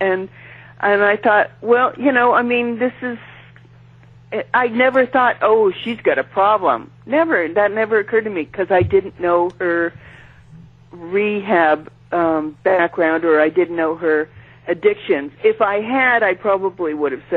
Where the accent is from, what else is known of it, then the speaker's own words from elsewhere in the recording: San Francisco, California, United States; I'm from San Francisco.